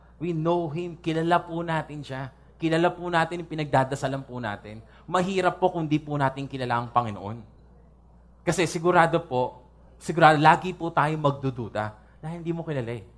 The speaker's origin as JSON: {"language": "Tagalog", "town": "San Pedro", "region": "Calabarzon", "country": "Philippines", "tie": "born or raised there", "said": "taga San Pedro po ako."}